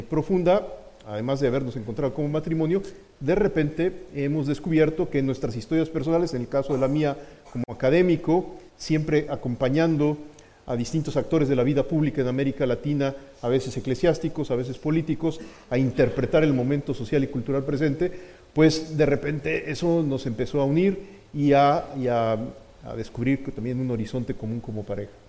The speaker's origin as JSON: {"language": "Spanish", "country": "Mexico", "said": "soy mexicano."}